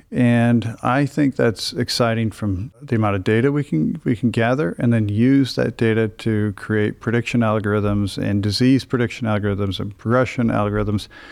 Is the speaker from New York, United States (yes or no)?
no; Iowa, United States; moved away as an adult; now in Cleveland, United States; I'm originally from a very small town in Iowa, uh, about 1,200 people